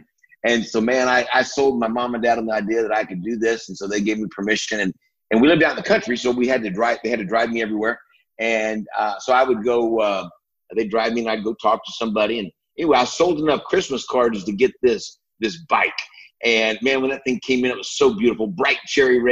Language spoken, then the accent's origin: English; Iowa, United States; now in Texas, United States; I was born in the Midwest, up in Iowa, actually. And great place to be from